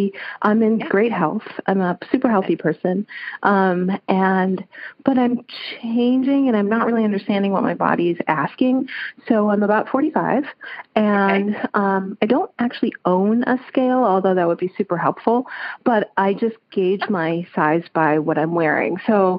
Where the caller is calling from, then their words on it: Chicago, Illinois, United States; I'm calling you from Chicago.